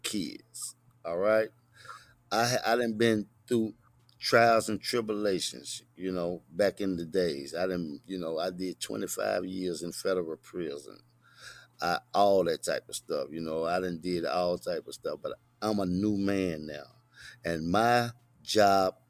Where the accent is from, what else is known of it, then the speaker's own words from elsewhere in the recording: Chattanooga, Tennessee, United States; I'm straight out of Boone Heights